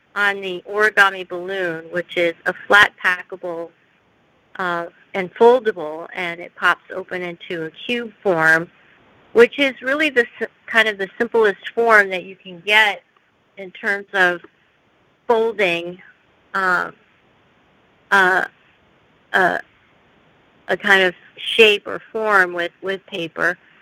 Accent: United States; I'm I'm Korean, and I grew up in the United States

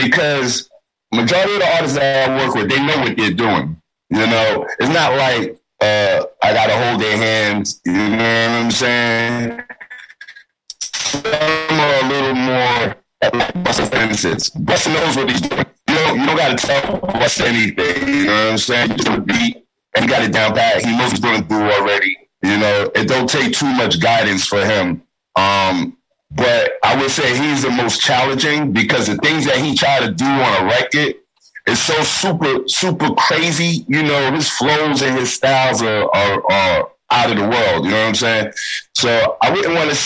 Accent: New York City, New York, United States; we're all from Staten Island

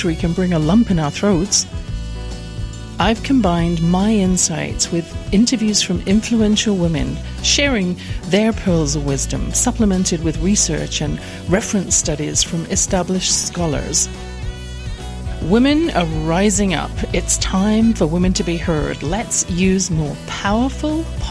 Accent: England, United Kingdom; born or raised there

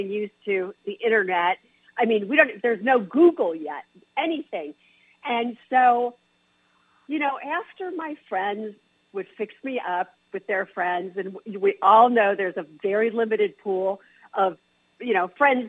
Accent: Chicago, Illinois, United States; I grew up in Chicago

